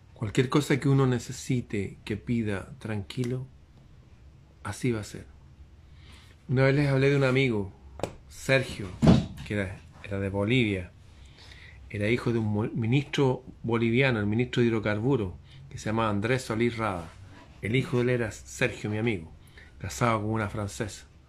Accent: Chile; como chileno

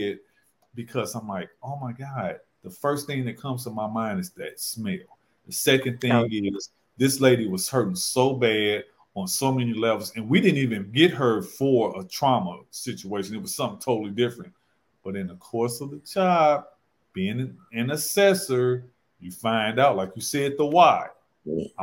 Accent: St. Louis, Missouri, United States; now in Charlotte, United States; I'm from St. Louis. That's where I worked in practice. I live in Charlotte now

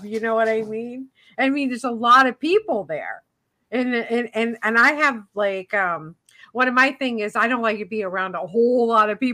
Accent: the South, United States; Being brought up Baptist, I'm from the South

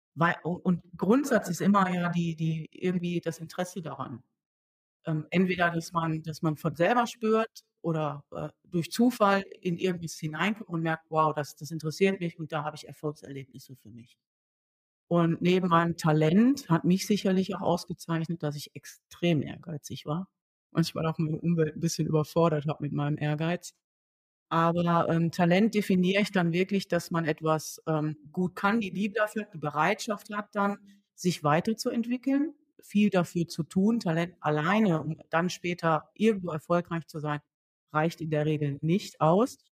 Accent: Duisburg, North Rhine-Westphalia, Germany; also born or lived in Siegen; In Duisburg groß geworden

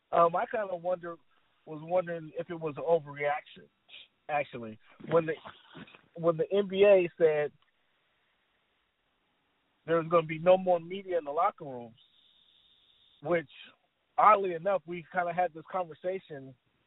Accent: Italy; born there; I'm kind of a military brat, so we moved all around, but I was born in Italy.

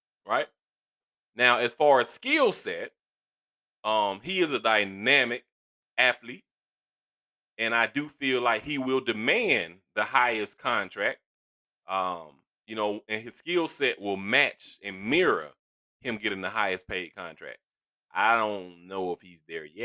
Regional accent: east side of Georgia, United States; I am from the east side of Georgia, which would be Stone Mountain, Decatur, Lithonia

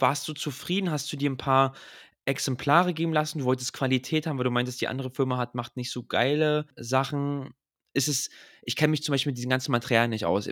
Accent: Berlin, Germany; aus Berlin

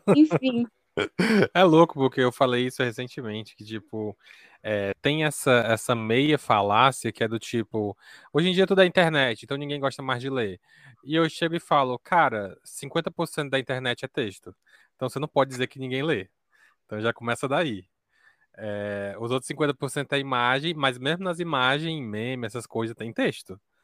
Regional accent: Northeast, Ceará, Brazil; eu sou aqui do Nordeste do Ceará

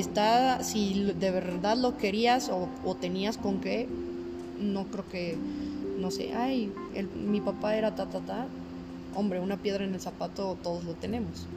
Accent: Mexico; para ser mexicana es difícil

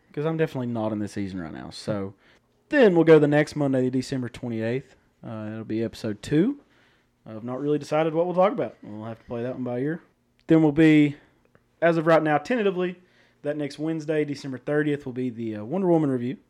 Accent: Newport, Tennessee, United States; We're from Newport, Tennessee, uh, where I'm a teacher, uh, and a football coach here at the high school

